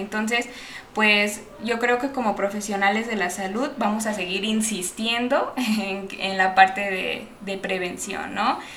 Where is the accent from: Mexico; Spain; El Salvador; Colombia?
Mexico; que no tenemos la cultura como, como mexicano de, tratarnos